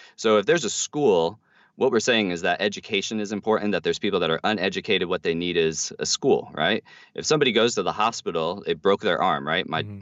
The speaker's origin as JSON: {"language": "English", "country": "United States", "said": "we as American Christians"}